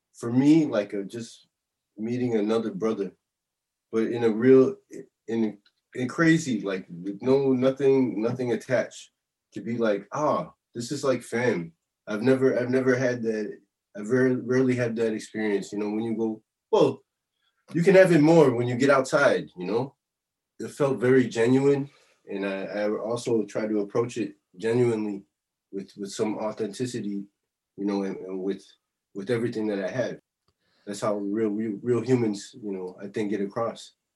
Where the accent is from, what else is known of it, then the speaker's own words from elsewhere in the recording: Chicago, Illinois, United States; now in Paris, France; I'm from Chicago